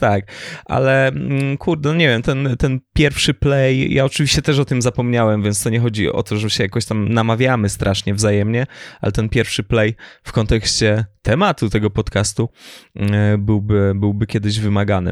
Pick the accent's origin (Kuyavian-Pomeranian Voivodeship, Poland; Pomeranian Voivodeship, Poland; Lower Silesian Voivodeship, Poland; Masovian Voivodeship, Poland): Lower Silesian Voivodeship, Poland; ja jestem z Dolnego Śląska i moi najbliżsi mieszkają we Wrocławiu